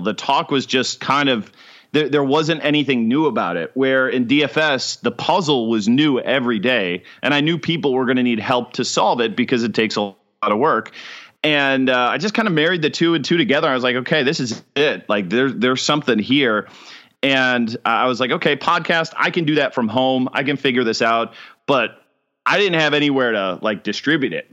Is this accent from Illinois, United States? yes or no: yes; Chicago, Illinois, United States; moved away as an adult; also born or lived in Ohio / Huntsville, Alabama; now in Jacksonville, United States; suburban Chicago is where I lived most of my